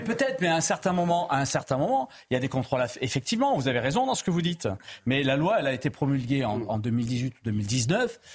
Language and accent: French; Pyrénées-Orientales, Occitania, France; je suis natif des Pyrénées-Orientales